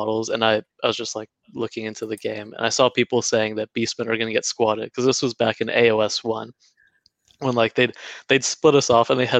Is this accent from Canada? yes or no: yes; Canada; moved away as an adult; now in New Zealand; I'm originally Canadian, but be living here for 7 years.